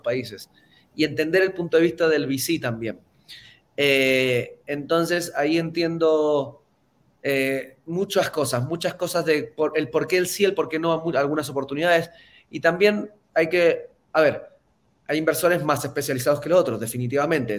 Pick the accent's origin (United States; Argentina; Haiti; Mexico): Argentina; Mendoza; no vengo de Buenos Aires, de hecho no vengo ni siquiera de una gran capital, vengo de Mendoza